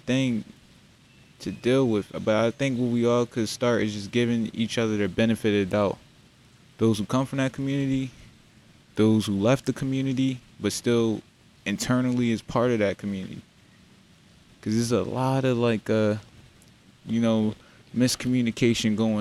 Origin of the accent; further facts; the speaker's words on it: Philadelphia, Pennsylvania, United States; also born or lived in Darby, Pennsylvania; I'm from Darby Borough, Southwest Philly. Grew up in both those areas